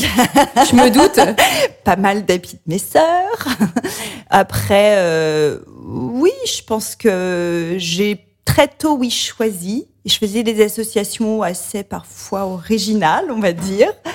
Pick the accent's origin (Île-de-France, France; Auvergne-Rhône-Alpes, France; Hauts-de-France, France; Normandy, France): Auvergne-Rhône-Alpes, France; Beaujolais, near Lyon; J'ai grandi dans le Beaujolais, à la campagne près de Lyon